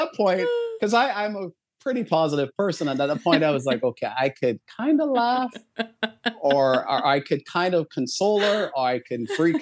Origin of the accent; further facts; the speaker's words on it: Barbados; moved away; as I was growing up in Barbados, there was probably a 2-minute walk from my house